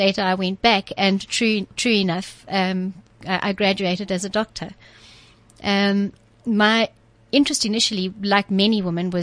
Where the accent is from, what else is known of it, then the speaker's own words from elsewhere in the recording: Cape Town, Western Cape, South Africa; also born or lived in Zimbabwe; I'm from Cape Town. I was born in Zimbabwe, proudly